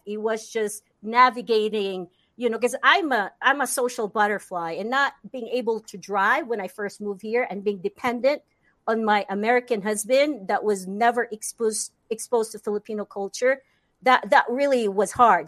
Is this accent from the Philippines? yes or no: yes; Philippines; English is a second language; moved away as an adult; now in United States; growing up in the Philippines